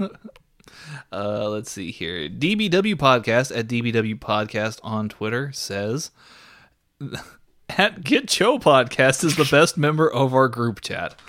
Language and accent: English; Texas, United States; me as a Texan